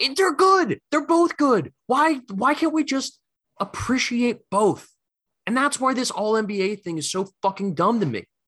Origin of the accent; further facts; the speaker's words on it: Philadelphia, Pennsylvania, United States; I'm coming from Philly